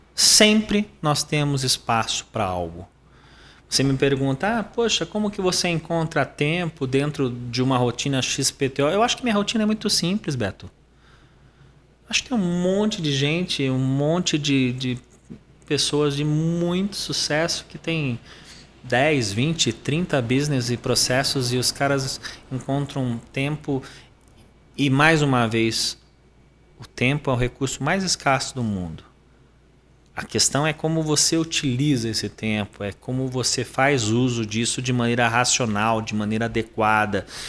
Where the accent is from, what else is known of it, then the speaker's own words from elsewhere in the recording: Sorocaba, São Paulo, Brazil; eu sou paulistano, nasci em São Paulo, capital, mas eu cresci em Sorocaba